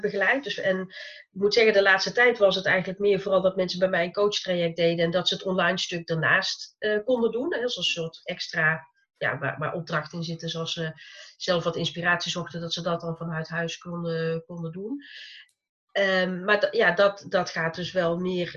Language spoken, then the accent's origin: Dutch; North Brabant, Netherlands; accent: zachte G (soft G); ik woon in Brabant, zoals je misschien ongetwijfeld aan mijn zachte G hoort